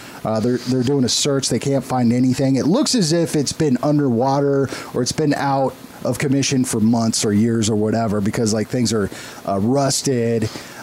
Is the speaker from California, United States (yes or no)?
yes; San Diego, California, United States; moved away; that brought me back home because I'm from San Diego.